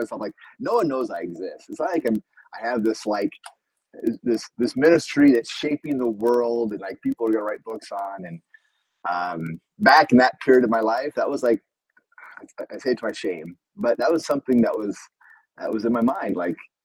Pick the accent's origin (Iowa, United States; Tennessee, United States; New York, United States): Iowa, United States; moved away as an adult; now in Brazil; We moved and transferred after 2 years to a Bible college that was actually in my hometown.